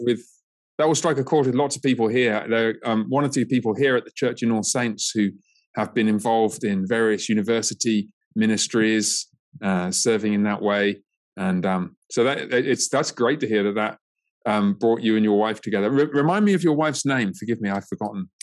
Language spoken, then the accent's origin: English; England, United Kingdom; now in United States; my home country of um, England